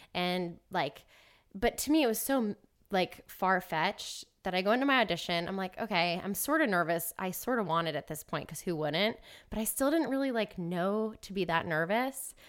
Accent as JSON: {"language": "English", "town": "Marietta", "region": "Georgia", "country": "United States", "said": "I'm from Atlanta, Georgia, kind of Marietta"}